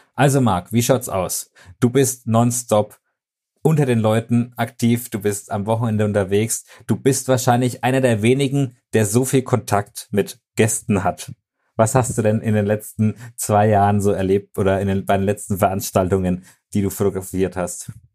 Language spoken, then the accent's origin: German; Germany; bei uns in Deutschland